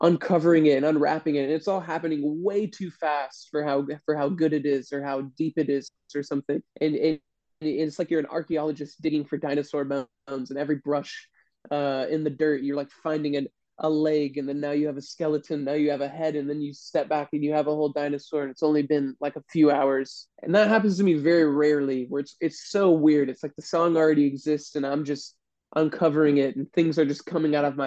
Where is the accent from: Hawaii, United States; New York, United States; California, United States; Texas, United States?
California, United States; I was born and raised in California